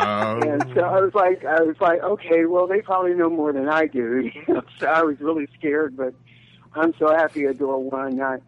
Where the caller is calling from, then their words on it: Oakland, California, United States; I'm in Oakland, California.